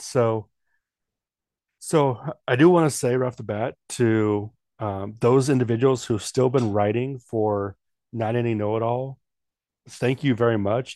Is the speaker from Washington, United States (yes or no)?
yes; Washington, United States; moved away as an adult; also born or lived in Oregon; now in North Dakota, United States; I'm from the Northwest, born and raised